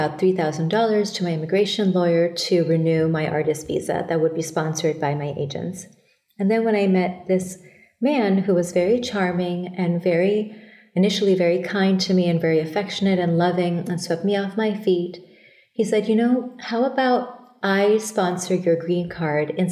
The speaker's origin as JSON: {"language": "English", "country": "Thailand", "tie": "born or raised there", "also_born_or_lived": "Bangladesh", "moved": "as an adult", "lives_now": "United States", "said": "I was born in Bangladesh and raised in Thailand"}